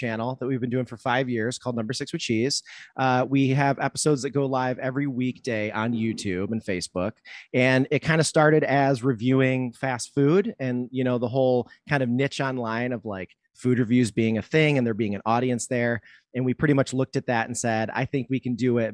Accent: Detroit, Michigan, United States; I'm from Detroit

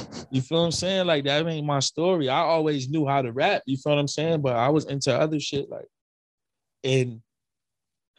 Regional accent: Hartford, Connecticut, United States; I'm from the North End

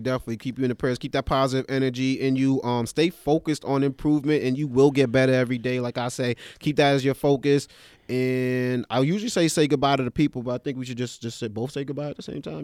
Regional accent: New York City, New York, United States; I'm from East Flatbush, Brooklyn

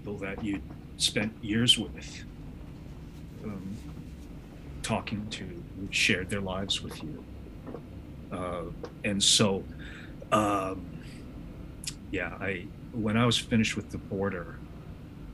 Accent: United States; I say this as an American

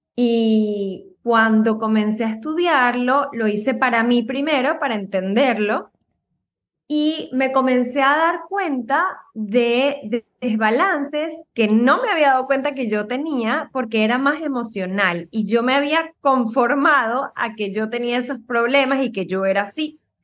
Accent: Venezuela; moved away as an adult; now in United States; yo soy de Venezuela.

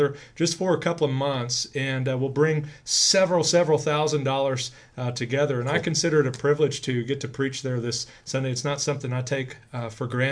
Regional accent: Grand Prairie, Texas, United States; growing up in First Baptist in Grand Prairie

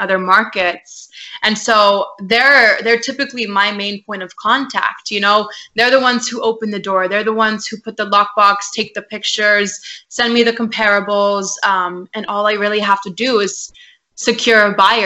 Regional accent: San Antonio, Texas, United States; I'm based in San Antonio, Texas. Okay. It's my hometown. So I'm a Texas girl, y'all

